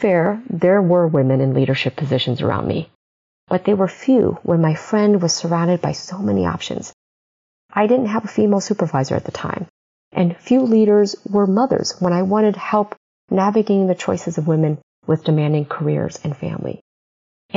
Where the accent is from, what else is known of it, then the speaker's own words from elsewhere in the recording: Midwest, United States; as an immigrant growing up in the Midwest